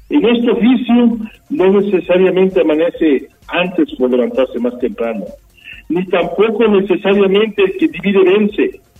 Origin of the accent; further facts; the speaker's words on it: Puebla, Mexico; estar unidos como pobladas y como poblanos